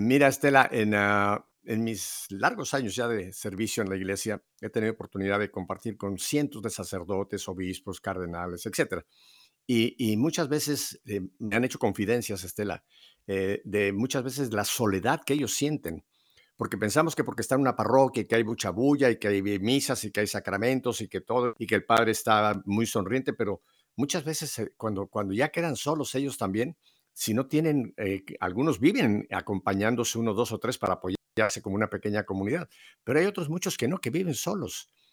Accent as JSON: {"language": "Spanish", "country": "Mexico", "moved": "yes", "lives_now": "Miami, United States", "said": "tú y yo que somos, en México"}